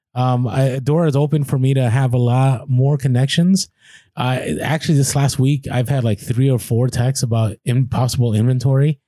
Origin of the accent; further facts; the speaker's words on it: United States; a lot of us in America, we're very American-centric